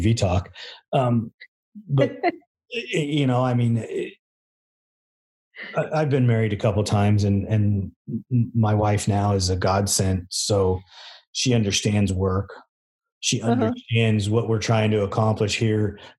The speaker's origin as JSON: {"language": "English", "region": "Southern California", "country": "United States", "said": "we come from Southern California"}